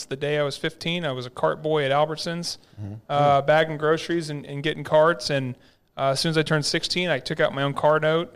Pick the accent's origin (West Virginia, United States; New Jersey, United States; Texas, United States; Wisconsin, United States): Texas, United States; Duncanville; also born or lived in Flower Mound, Texas; grew up, first half of my life was in Duncanville